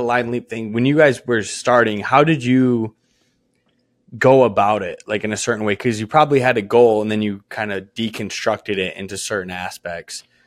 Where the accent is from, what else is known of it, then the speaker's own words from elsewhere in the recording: Michigan, United States; I'm from Michigan.